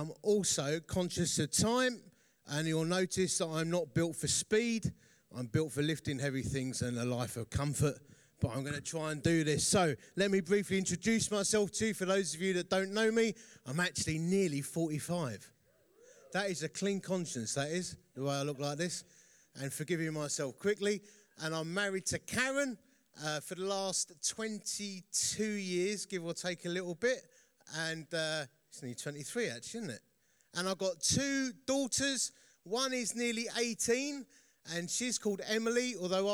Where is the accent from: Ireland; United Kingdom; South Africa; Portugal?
United Kingdom; Essex, East of England; accent: Essex; I come, as you can tell from my accent, from Essex